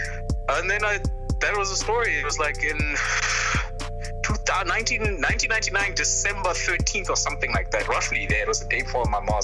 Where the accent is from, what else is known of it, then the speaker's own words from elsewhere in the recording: East London, Eastern Cape, South Africa; I'm from East London.